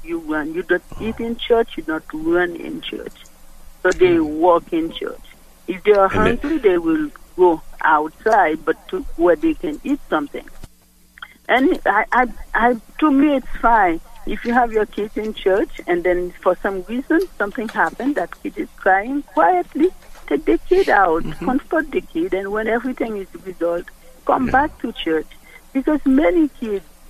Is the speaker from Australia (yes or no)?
no; Haiti; moved away; I'm from Haiti. I speak French